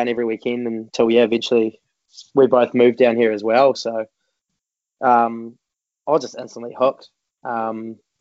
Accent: Dunedin, Otago, New Zealand; I'm from Dunedin, and still there's absolutely no wrestling in Dunedin

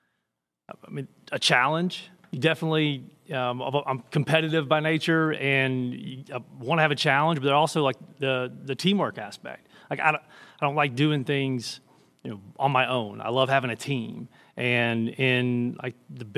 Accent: Birmingham, Alabama, United States; moved away as an adult; now in Chattanooga, United States; I'm from Birmingham

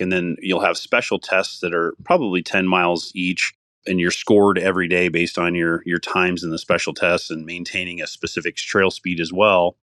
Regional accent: Iowa, United States; moved away as an adult; also born or lived in Colorado; my home state of Iowa

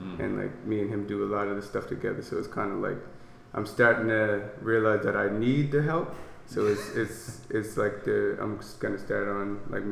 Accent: North Preston, Nova Scotia, Canada; I'm black. I'm coming from North Preston

